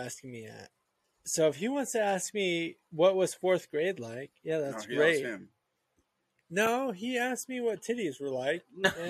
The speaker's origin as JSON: {"language": "English", "town": "Las Vegas", "region": "Nevada", "country": "United States", "tie": "born or raised there", "said": "Growing up in Vegas, lots of whores."}